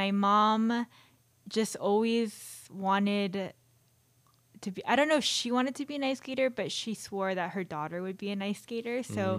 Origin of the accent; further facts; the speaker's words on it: Marietta, Georgia, United States; Well, I grew up in East Cobb, Marietta, and that was the only rink at the time.